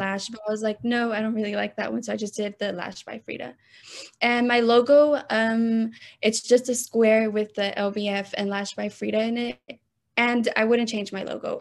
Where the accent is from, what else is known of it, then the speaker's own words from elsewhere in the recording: Austin, Texas, United States; I was born and raised here in Austin, Texas